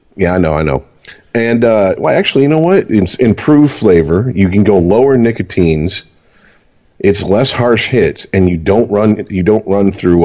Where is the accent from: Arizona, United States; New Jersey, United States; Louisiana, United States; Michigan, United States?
Michigan, United States; we're from Michigan